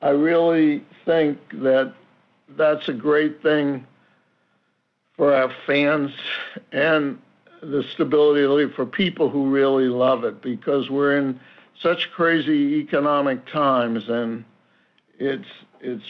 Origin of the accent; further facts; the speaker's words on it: Boston area, Massachusetts, United States; owning this team in my hometown